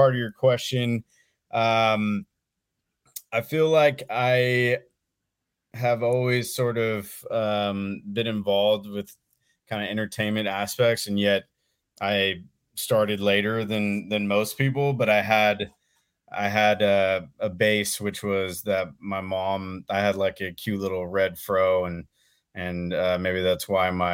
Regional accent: Oakland, California, United States; also born or lived in San Leandro / Chico; Born and raised in Oakland, actually. Kind of all over the Bay Area, different times. I kind of spent pretty much my entire life here.

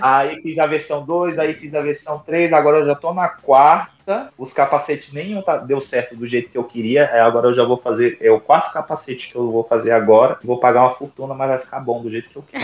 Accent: Brazil; eu sou do Brasil

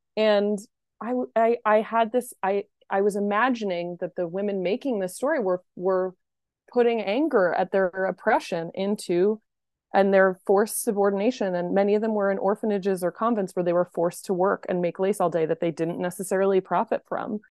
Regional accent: Pennsylvania, United States; I was born in Pennsylvania

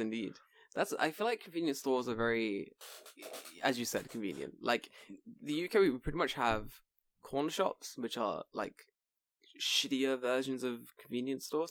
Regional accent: London, United Kingdom; moved away; me growing up in London

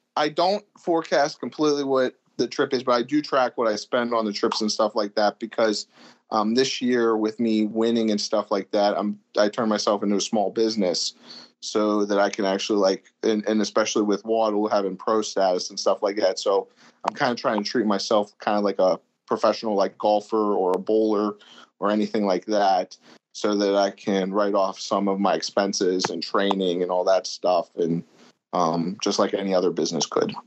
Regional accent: Pittsburgh, Pennsylvania, United States; also born or lived in Erie, Pennsylvania; I'm from Pittsburgh, Pennsylvania. That's my hometown. I've been here pretty much my whole life for the most part

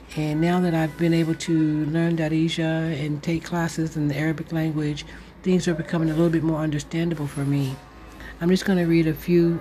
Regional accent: United States; now in Morocco; Being an American Muslim, living here in Morocco

